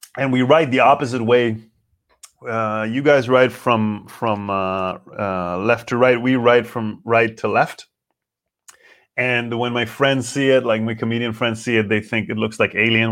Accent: Israel; English is a second language; now in Berlin, Germany; I know Hebrew pretty good. I know English, as you know. It's not my native language

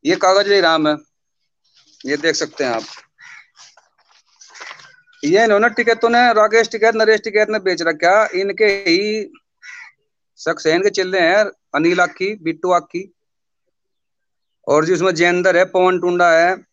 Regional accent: Sisoli, Uttar Pradesh, India; मेरा गांव सिसोली है जी कस्बा सिसोली जिला मुजफ्फरनगर

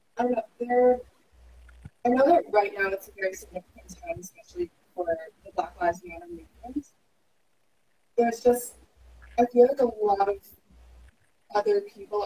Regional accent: Philippines; I'm Filipino

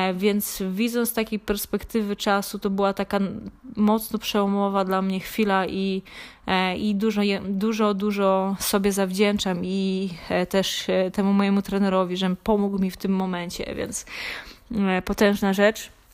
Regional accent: Krzykawa, Lesser Poland, Poland; urodziłam się na, e, w Małopolsce, w takiej niedużej miejscowości Krzykawa, gdzie no, oprócz po szkole podstawowej poszłam do, do liceum gastronomicznego

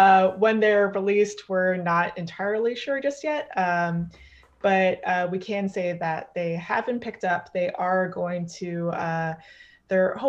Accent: Canada; I'm Canadian

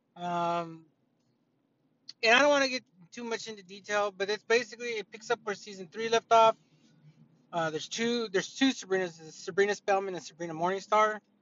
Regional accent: United States; I'm an American.

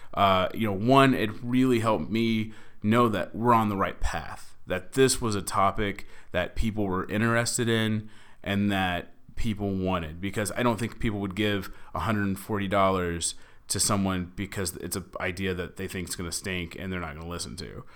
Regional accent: Dallas, Texas, United States; moved away as an adult; now in Los Angeles, United States; I am from Dallas, Texas. I've been living in L A for f, almost four years now.

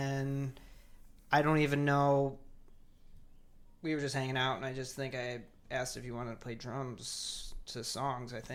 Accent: Gregory, Michigan, United States; moved away as an adult; also born or lived in Grand Rapids, Michigan / Ann Arbor, Michigan; now in Milwaukee, United States; I grew up in this town called Gregory, which is in between Lansing and Detroit.

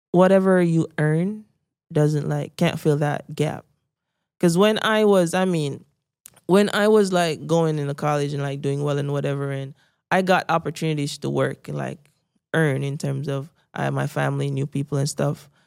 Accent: Saint Mary, Jamaica; I grew up in Saint Mary, because I was a middle-class Jamaican

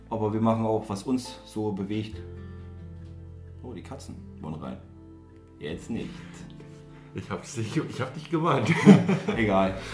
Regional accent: Saxony-Anhalt, Germany; wir kommen aus den Kreis Salzwedel, würde ich jetzt mal so behaupten.

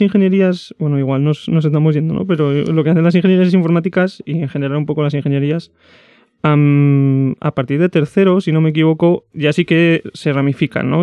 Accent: Zaragoza, Aragon, Spain; yo soy de Zaragoza desde chiquitín

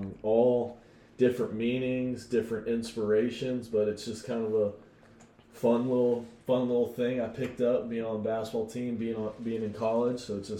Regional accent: Austin, Texas, United States; Grew up in Austin my whole life.

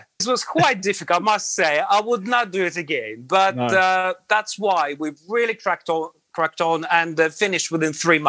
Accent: Latvia; English is a second language; moved away as an adult; now in London, United Kingdom; I was born in Latvia. And so I went to school, I went to college, then I went to army, military service. And after military service, I worked for about 2.5-3 years in Latvia.

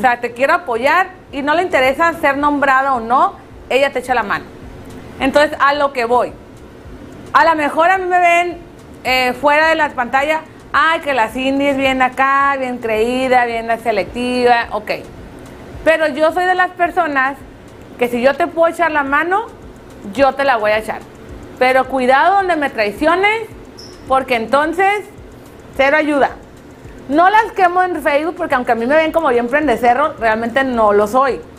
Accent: Tijuana, Baja California, Mexico; nuestra ciudad

